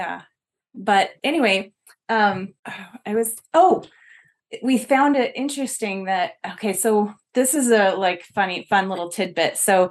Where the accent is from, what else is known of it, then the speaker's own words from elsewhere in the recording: Utah, United States; we're from Utah